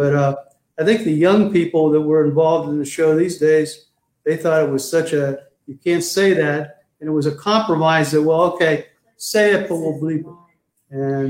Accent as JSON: {"language": "English", "region": "Ohio", "country": "United States", "moved": "yes", "said": "When I came out to California from Ohio, the two big shows were Laugh-In and the Smothers Brothers, as far as relevant comedy goes."}